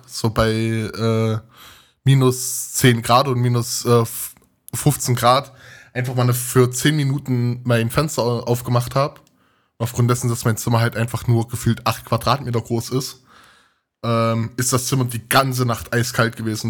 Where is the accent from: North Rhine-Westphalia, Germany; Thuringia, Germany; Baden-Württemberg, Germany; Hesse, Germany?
Thuringia, Germany; moved away as an adult; now in Leipzig, Germany; ich komme aus Thüringen und studiere in Sachsen, in Leipzig